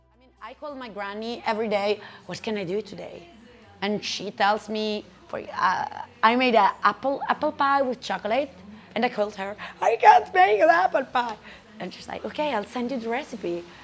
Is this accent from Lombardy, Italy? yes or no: no; Perugia, Umbria, Italy; English is a second language; moved away as an adult; now in Brussels, Belgium; have been living in Brussels for six years now. I'm from Perugia